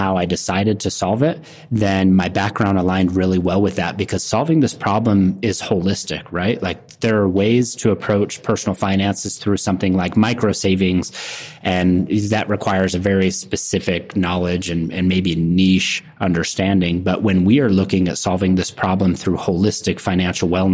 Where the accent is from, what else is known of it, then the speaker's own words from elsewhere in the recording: Utah, United States; I grew up in Utah.